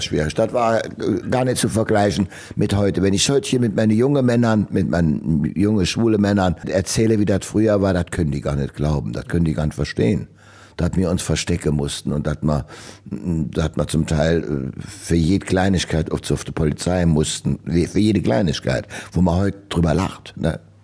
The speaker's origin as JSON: {"language": "German", "town": "Trier", "region": "Rhineland-Palatinate", "country": "Germany", "tie": "born or raised there", "said": "In Trier. Ich wollte auch nie von Trier weg. Ich bin Trier, ich bin groß geworden hier in der Bruchhausenstraße"}